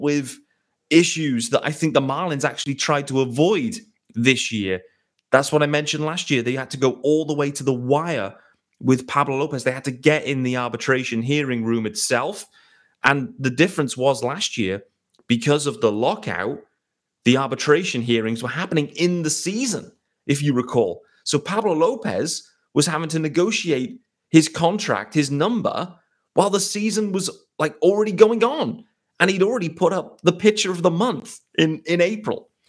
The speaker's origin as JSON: {"language": "English", "country": "United Kingdom", "said": "as a British guy"}